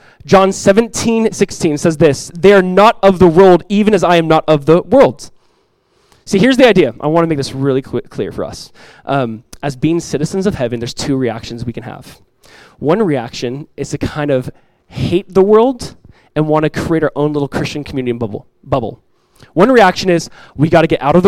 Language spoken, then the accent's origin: English; United States; United States, I'm an American citizen